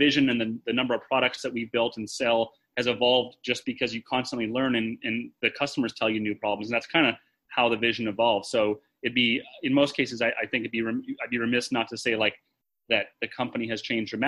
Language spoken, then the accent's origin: English; Canada; moved away as an adult; now in United States; I grew up in Canada, came to the US for school